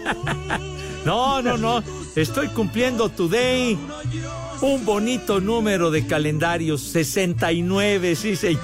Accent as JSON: {"language": "Spanish", "region": "Mexico City", "country": "Mexico", "said": "Orgullosamente iztapalapense"}